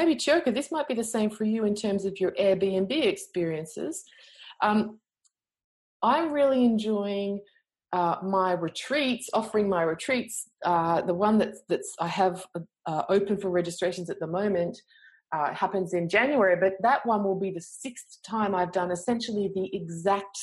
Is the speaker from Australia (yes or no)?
yes; Australia; I'm from Australia. Come on, that's how we talk here